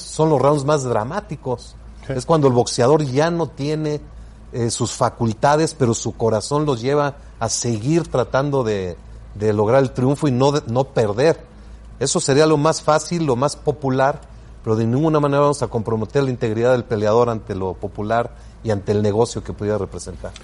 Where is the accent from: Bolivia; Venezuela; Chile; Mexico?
Mexico; yo soy orgullosamente mexicano